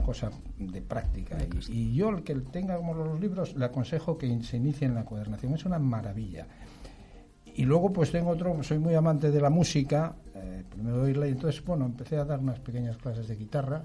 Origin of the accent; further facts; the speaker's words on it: Asturias, Spain; moved away; also born or lived in Madrid; soy asturiano de pro